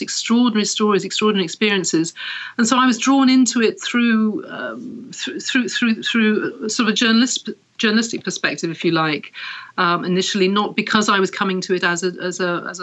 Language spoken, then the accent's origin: English; Wales, United Kingdom; also born or lived in Paris / Berlin; now in London, United Kingdom; I was born in Wales, here in the UK, and I was raised Anglican